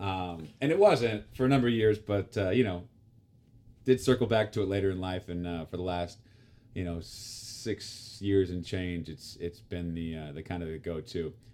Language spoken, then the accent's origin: English; Topeka, Kansas, United States; my hometown of Topeka